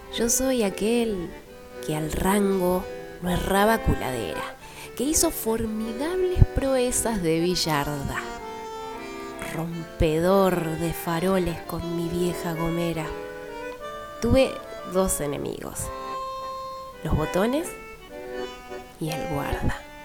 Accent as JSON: {"language": "Spanish", "region": "Buenos Aires", "country": "Argentina", "tie": "born or raised there", "said": "mi barrio de piba, de muchachita, Parque Patricios."}